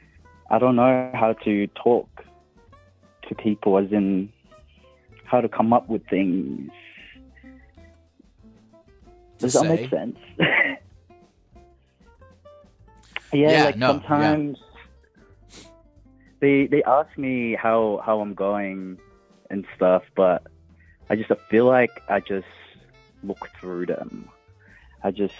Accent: Perth, Western Australia, Australia; I'm from Perth

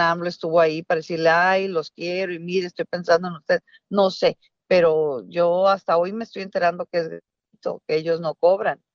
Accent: Mexico; moved away; una mexicana que vive fuera de, de, México

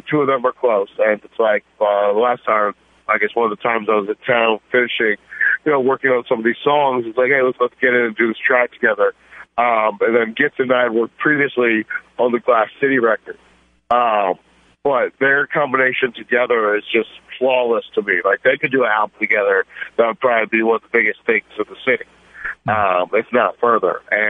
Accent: Toledo, Ohio, United States; moved away; also born or lived in Indianapolis; I was born and raised in Toledo before my family moved to Indianapolis. I have a lot of roots here and a lot of love for where I come from.

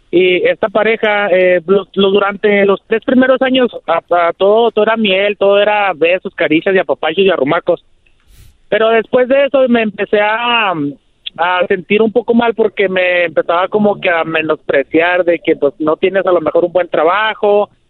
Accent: Ciudad Juárez, Chihuahua, Mexico; Maestro, aquí, aquí andamos, yo soy de Ciudad Juárez.

